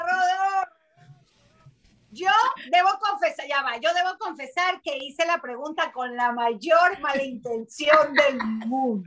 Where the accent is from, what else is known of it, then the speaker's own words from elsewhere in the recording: Venezuela; moved away; más en mi país de nosotros